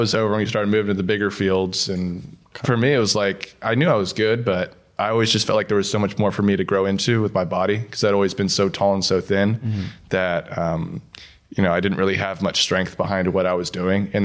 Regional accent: San Diego, California, United States; moved away as an adult; also born or lived in Nashville; I grew up in San Diego.

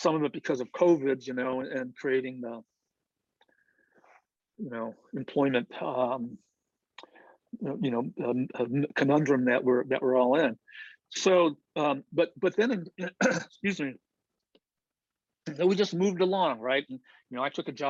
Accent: Indiana, United States; now in Minnesota, United States; I'm from Indiana, and I know all those people in Indiana

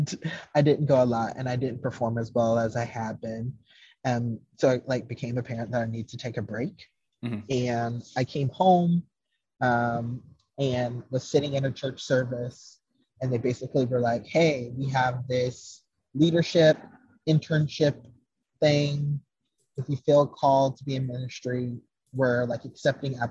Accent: the South, United States; I am from the South

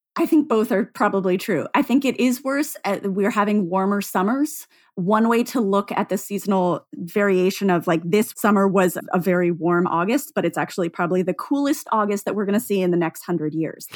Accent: Seattle, Washington, United States; growing up in Seattle

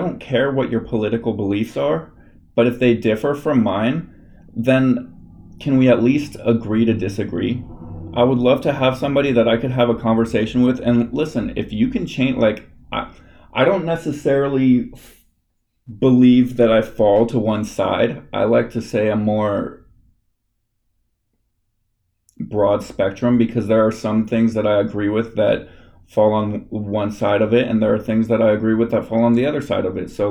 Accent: Los Angeles, California, United States; I'm from Los Angeles, like, California area

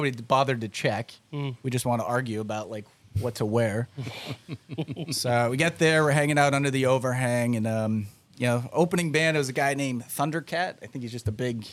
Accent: Western Massachusetts, United States; now in Florida, United States; being from New England

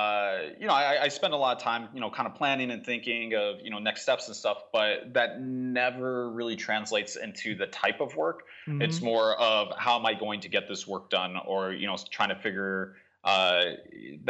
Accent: Tucson, Arizona, United States; I'm from Tucson

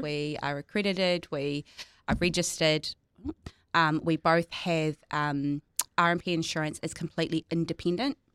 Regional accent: North Island, New Zealand; now in Christchurch, New Zealand; I'm from the North Island

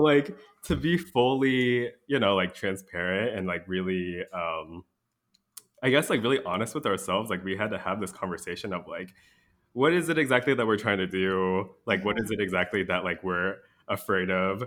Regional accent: DMV area, United States; moved away as an adult; now in Wisconsin, United States; we both hail from the D M V area.

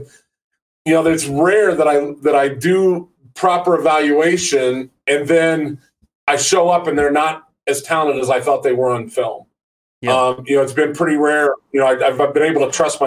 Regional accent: Maroa, Illinois, United States; I'm born and raised in Central Illinois. I grew up in a little small farming community called Maroa.

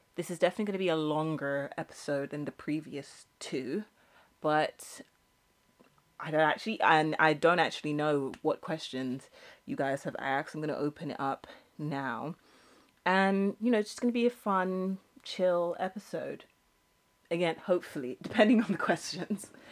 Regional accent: United Kingdom; I'm British.

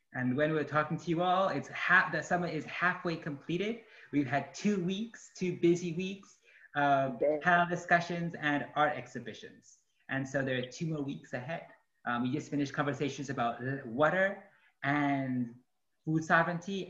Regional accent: Guanajuato, Mexico; also born or lived in upstate New York; now in United States; I am an artist, activist, organizer, originally from Guanajuato, Mexico

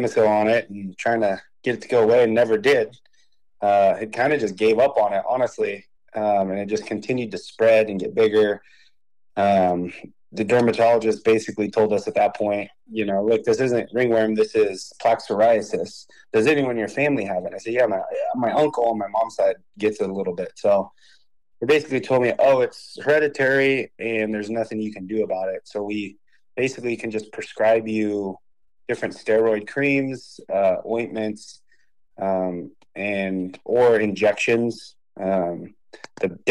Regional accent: Hanford, California, United States; also born or lived in San Luis Obispo, California; I was born and raised in Hanford, California.

